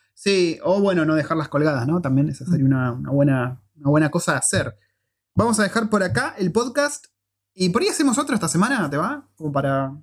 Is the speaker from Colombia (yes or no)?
no; Argentina; moved away as an adult; now in New Zealand; nos fuimos de Argentina por, eh, porque veíamos que no había futuro